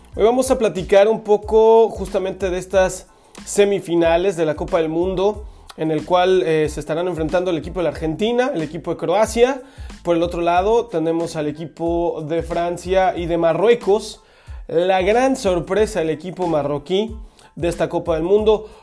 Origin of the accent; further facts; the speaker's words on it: Mexico; a las personas que somos mexicanos